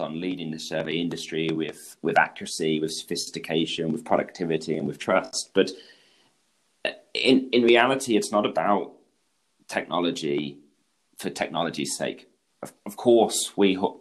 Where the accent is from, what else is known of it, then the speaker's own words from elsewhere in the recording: England, United Kingdom; accent: British; moved away as an adult; now in Switzerland; I'm British. I grew up in England, and that's where I started my career in the land surveying industry. But actually now I'm based in Switzerland